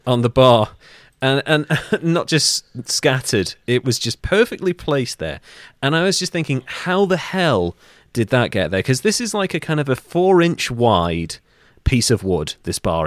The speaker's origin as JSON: {"language": "English", "region": "North Wales", "country": "United Kingdom", "said": "I'm from North Wales."}